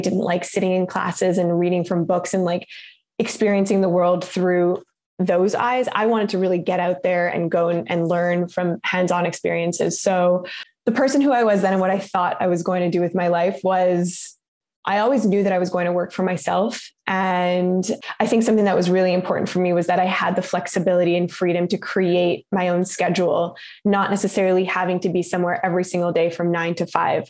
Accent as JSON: {"language": "English", "country": "Canada", "tie": "born or raised there", "said": "growing up in Canada"}